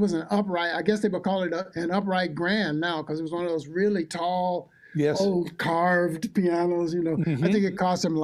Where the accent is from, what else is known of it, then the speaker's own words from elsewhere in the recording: Mississippi, United States; also born or lived in Clarksdale, Mississippi; now in Buffalo, United States; I'm from way down south, man. I'm from Mississippi.